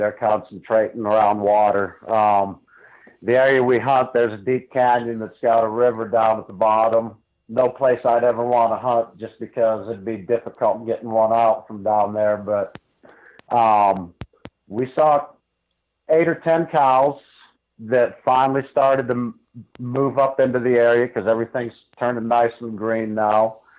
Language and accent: English; Ohio, United States; I grew up in Northeast Ohio. My family did not hunt.